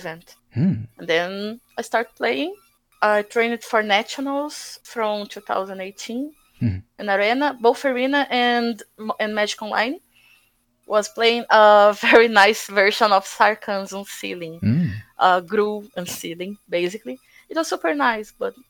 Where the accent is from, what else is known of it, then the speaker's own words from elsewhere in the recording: Santos, São Paulo, Brazil; also born or lived in Botucatu, Brazil; I moved from my hometown, Santos, it's a CSI town from Brazil.